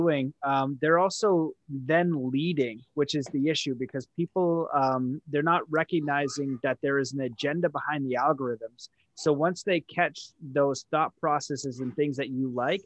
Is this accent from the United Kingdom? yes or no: no; Canada; I'm Canadian